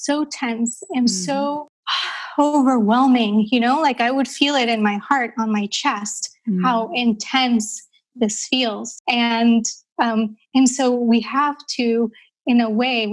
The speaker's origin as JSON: {"language": "English", "country": "Colombia", "tie": "born or raised there", "moved": "yes", "lives_now": "Amsterdam, Netherlands", "said": "I grew up in Colombia, South America, during a time in Colombia's history where it was really quite dangerous"}